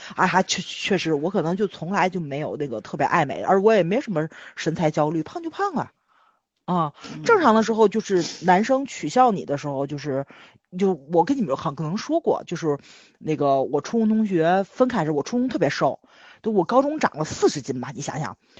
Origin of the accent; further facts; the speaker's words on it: Tianjin, China; accent: Tianjin dialect; 我们天津话